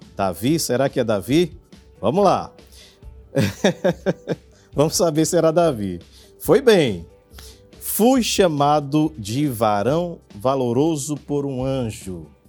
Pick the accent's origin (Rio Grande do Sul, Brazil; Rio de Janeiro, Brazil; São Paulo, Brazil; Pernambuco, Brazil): Pernambuco, Brazil; Jaboatão dos Guararapes; sou de Jabotão